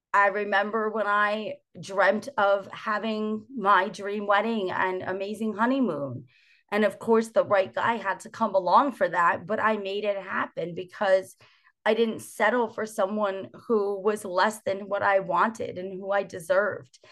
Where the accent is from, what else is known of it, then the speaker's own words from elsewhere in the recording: New Jersey, United States; born and raised in New Jersey